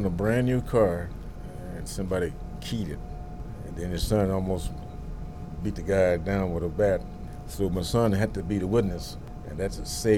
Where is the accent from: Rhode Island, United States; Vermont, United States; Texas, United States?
Texas, United States; Dallas; also born or lived in Northern California; now in Los Angeles, United States; I'm from Dallas, Texas